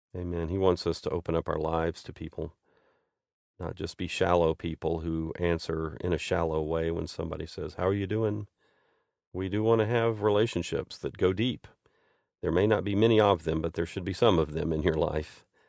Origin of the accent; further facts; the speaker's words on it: United States; moved away as an adult; also born or lived in Saint Petersburg, Russia; I grew up in this church. I'm an American